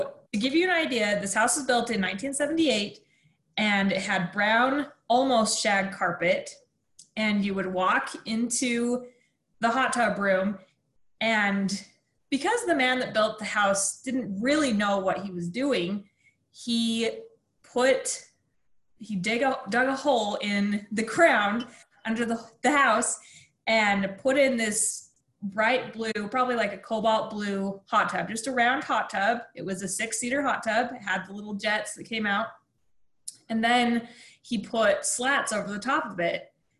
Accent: St. Anthony, Idaho, United States; I am not a Utahn. I am an Idahoan. So I grew up in a small town about 15 minutes north of Rexburg

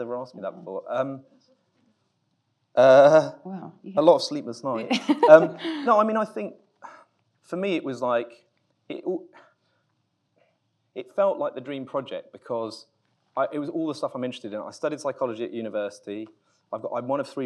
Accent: United Kingdom; I'm British

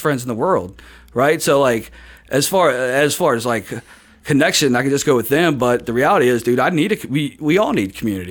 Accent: Hebron, Kentucky, United States; in Kentucky, in, in, like, my hometown of Hebron.

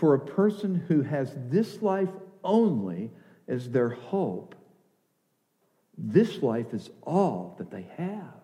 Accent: the South, United States; I grew up in the South.

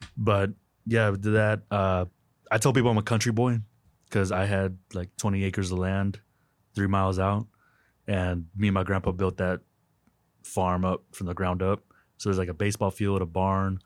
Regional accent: Winters, Texas, United States; moved away; I'm from Winters, Texas, very small town

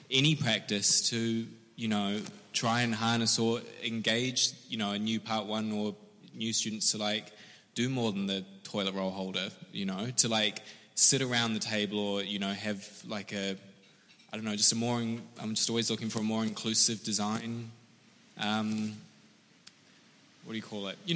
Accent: New Zealand; but I come from New Zealand where I've worked on apartment schemes and um, public space.

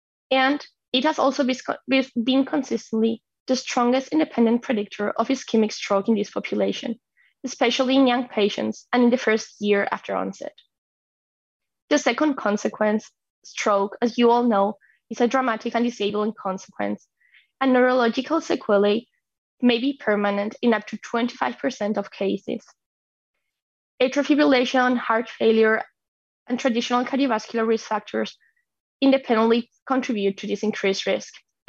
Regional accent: Madrid, Community of Madrid, Spain; moved away as an adult; now in Rochester, United States; I'm a cardiologist from Madrid, Spain. And now I'm undergoing my Congenital Heart Disease Fellowship at Mayo Clinic Rochester, US.

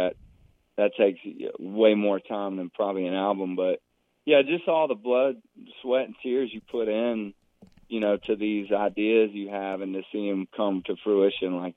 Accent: Franklin, Tennessee, United States; my hometown of Franklin now, right south of Nashville

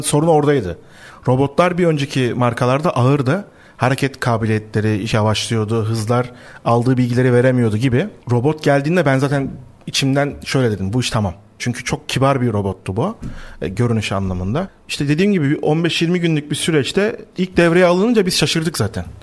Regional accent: Black Sea Region, Turkey; biz şimdi Karadenizliyiz.

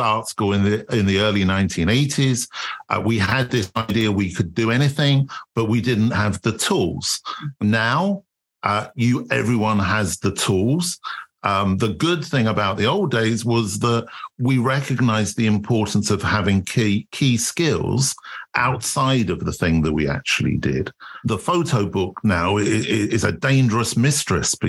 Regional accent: England, United Kingdom; with being English.

